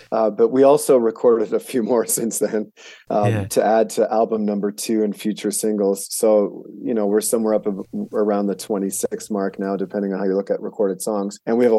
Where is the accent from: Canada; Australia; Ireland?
Canada; now in Helena, United States; I was born and raised in Canada and lived there for a lot of years until about 11 years ago when I moved down to the U.S. And so I have both citizenships